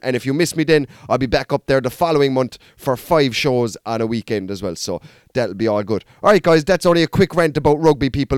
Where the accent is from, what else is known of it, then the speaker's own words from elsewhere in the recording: Mallow, Munster, Ireland; I'm from Mallow